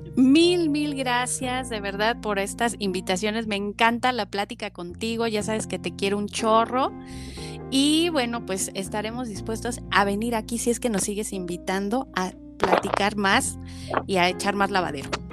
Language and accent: Spanish; Mexico; como, latinos o como mexicanos